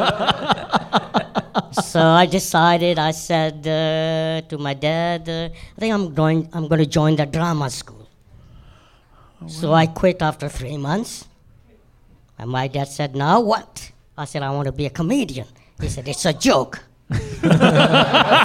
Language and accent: English; Nairobi, Kenya; moved away; also born or lived in London; Nairobi, Kenya.